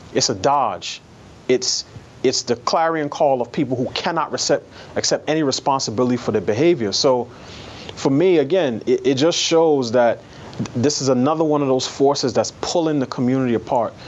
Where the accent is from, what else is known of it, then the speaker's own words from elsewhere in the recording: New York City, New York, United States; I grew up in New York City in a, in a neighborhood that was almost exclusively black